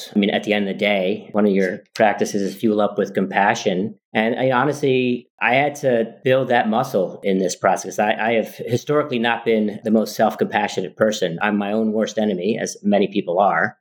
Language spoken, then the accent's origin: English; New York City, New York, United States; moved away; I grew up in New York City